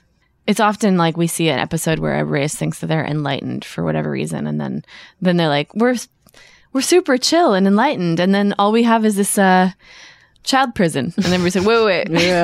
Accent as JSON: {"language": "English", "town": "Minneapolis", "region": "Minnesota", "country": "United States", "tie": "born or raised there", "said": "I grew up in Minneapolis. Very gay city."}